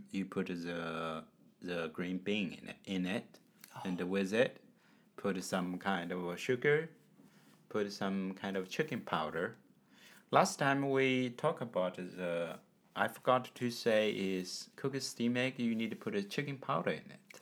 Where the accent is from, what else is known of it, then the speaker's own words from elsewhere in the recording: China; from China.